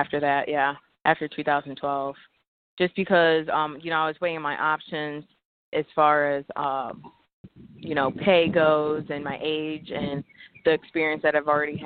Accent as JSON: {"language": "English", "town": "Fremont", "region": "Ohio", "country": "United States", "tie": "born or raised there", "said": "I grew up in Ohio and born and raised in Fremont"}